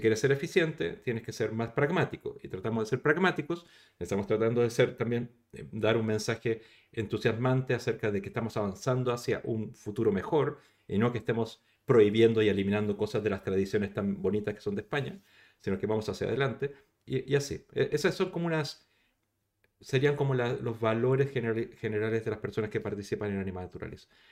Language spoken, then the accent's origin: Spanish; Chile; moved away as an adult; now in Barcelona, Spain; yo, yo soy chileno, o sea, no, no soy español, además soy español, pero, pero llegué aquí hace el año 99